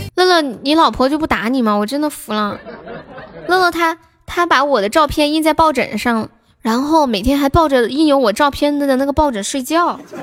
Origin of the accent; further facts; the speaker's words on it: Sichuan, China; 我是四川的呢